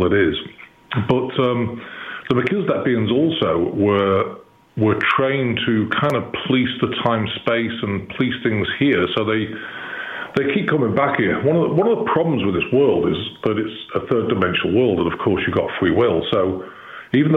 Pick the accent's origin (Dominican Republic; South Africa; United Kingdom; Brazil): United Kingdom; Chester, North West England; accent: English; moved away as an adult; now in Missouri, United States; I live in Missouri, but I was born in Chester, which is 20 miles from Liverpool and 30 miles from Manchester. So, I came here about in 2010.